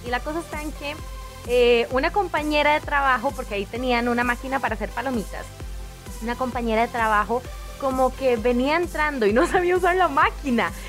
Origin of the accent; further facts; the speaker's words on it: Costa Rica; acá en mi pueblo en Zampa se usa mucho.